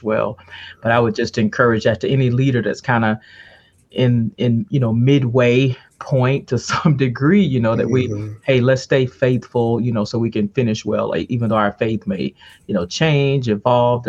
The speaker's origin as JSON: {"language": "English", "town": "Ocala", "region": "Florida", "country": "United States", "tie": "born or raised there", "said": "I grew up in Ocala, Florida"}